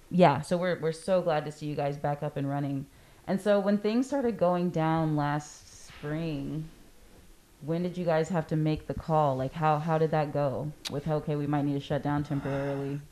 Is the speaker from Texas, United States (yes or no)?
yes; Corpus Christi, Texas, United States; I am born and raised in Corpus